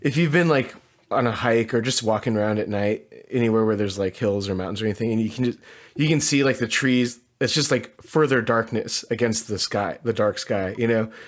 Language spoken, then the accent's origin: English; Southern California, United States; where I grew up in Southern California